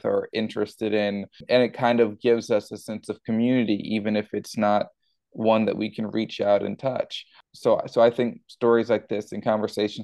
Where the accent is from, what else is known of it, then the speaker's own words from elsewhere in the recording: Houston, Texas, United States; growing up in Houston, Texas, and going to high school in Houston, Texas